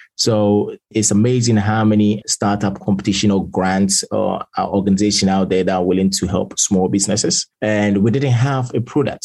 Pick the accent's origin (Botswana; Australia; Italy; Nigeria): Italy; moved away as an adult; now in London, United Kingdom; born and raised in Italy. I spent basically majority of my lifetime over there till I was 18